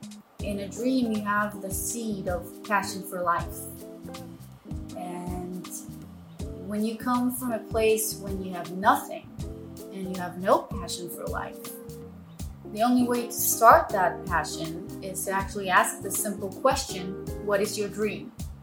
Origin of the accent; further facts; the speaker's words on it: Tel Aviv, Tel Aviv District, Israel; English is a second language; I was born and raised in Tel Aviv.